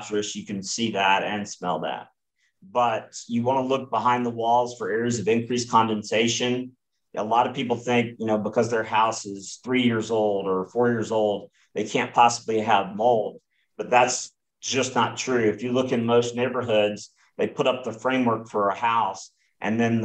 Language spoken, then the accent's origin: English; Southeast, United States; I grew up in the Southeast. I've lived in the Southeast most of my life.